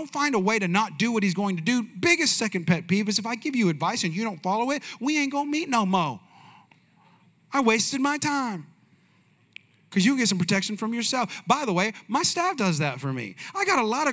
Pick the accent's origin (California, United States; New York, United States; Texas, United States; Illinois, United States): California, United States; Bay Area; I'm from the Bay Area